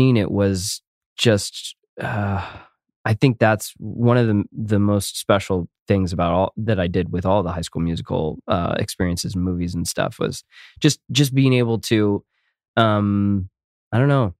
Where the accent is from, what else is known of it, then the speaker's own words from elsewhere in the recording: United States; I don't actually speak Spanish and I am American and I'm clearly white